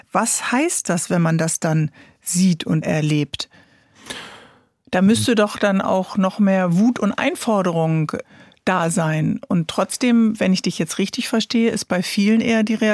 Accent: Hanau, Hesse, Germany; Kindheit von der Familie aufgewachsen in Hanau, in der Kesselstadt, in einem Hochhaus mit Nachbarn aus ganz, ganz äh, vielen Ländern

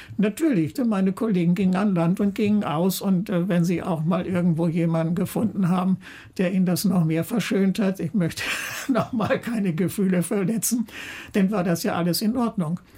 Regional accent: Germany; moved away; also born or lived in Eiderstedt; ich bin an einer Talsperre aufgewachsen im Harz

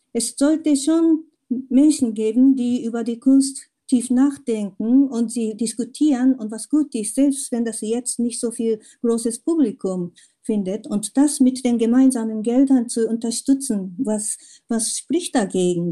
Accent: Japan; German is a second language; moved away as an adult; also born or lived in Tokyo; now in Germany; Meine erste Erfahrung als Kind in Japan und meine erste in Deutschland, als ich als 22-Jährige nach Deutschland kam.

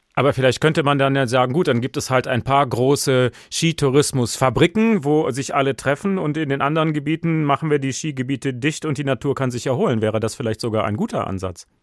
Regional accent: Hesse, Germany; bei uns in Hessen

